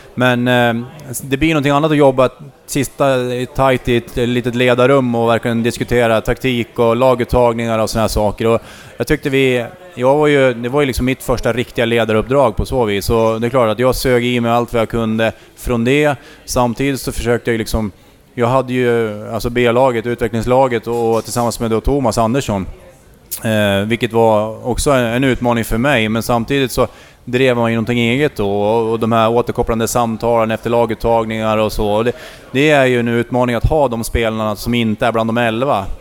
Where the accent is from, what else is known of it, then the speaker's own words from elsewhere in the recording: Skutskär, Uppsala County, Sweden; moved away; also born or lived in Västerås / Gävle; jag är från Skutskär från början